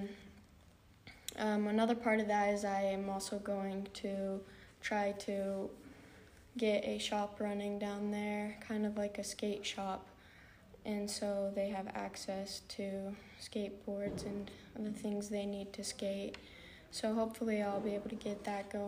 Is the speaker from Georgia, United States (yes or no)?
no; Boise, Idaho, United States; moved away as an adult; now in Hawaii, United States; I'm from Boise, Idaho, and I've been here at BYU Hawaii for about a year and a half now.